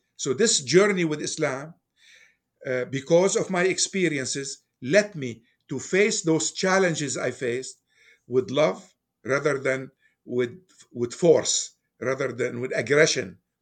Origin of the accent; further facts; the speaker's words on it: Beirut, Beirut Governorate, Lebanon; moved away as an adult; now in Fairfax, United States; I was born in Beirut, Lebanon, and I spent my youth over there. I moved to United States in nineteen sixty-nine. So, during these years, I was growing up in Lebanon.